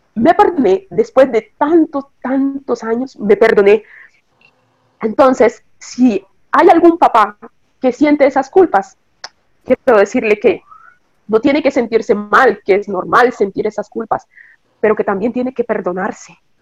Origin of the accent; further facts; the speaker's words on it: Nicaragua; also born or lived in Costa Rica; now in Italy; nací en Nicaragua. nací en Nicaragua. Después vine a Costa Rica, a Costa Rica con la familia.